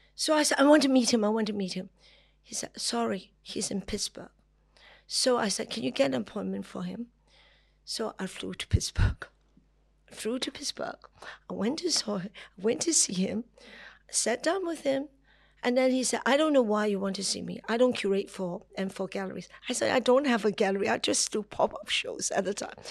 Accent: Hong Kong; I'm from Hong Kong

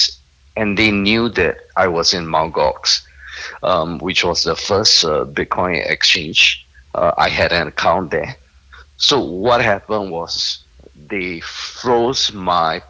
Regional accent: Singapore; I'm a Singaporean

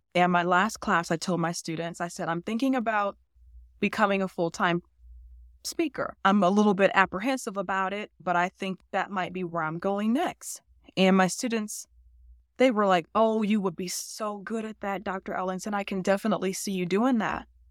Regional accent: Cleveland, Ohio, United States; I grew up in the inner city of Cleveland

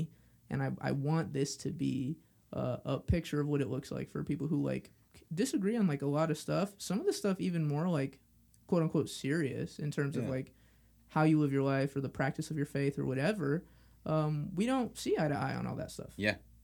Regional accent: Los Angeles, California, United States; I'm from Los Angeles

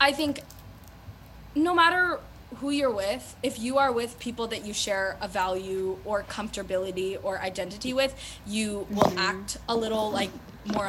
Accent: California, United States; I was born and raised in California

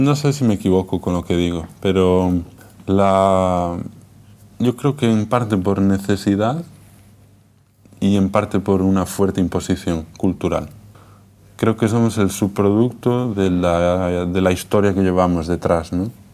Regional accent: A Coruña, Galicia, Spain; also born or lived in Viveiro; Yo soy de ciudad, de La Coruña, y soy de aldea, de Viveiro.

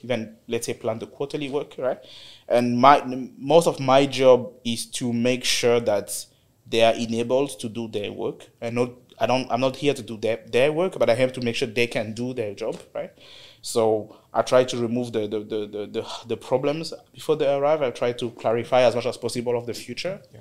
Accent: DR Congo; moved away as an adult; also born or lived in South Africa; now in United Arab Emirates; I'm from Congo, DRC. Um, actually started my career there. So I finished university in DRC in 2013

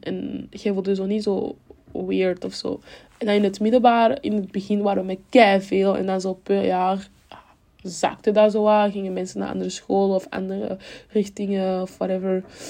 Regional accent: Cameroon; now in Belgium; toen ik in Cameroen woonde, woonden we in stad

